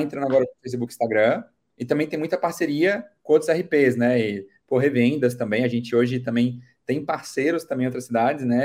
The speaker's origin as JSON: {"language": "Portuguese", "town": "Brasília", "region": "Federal District", "country": "Brazil", "said": "Sou de Brasília, Distrito Federal"}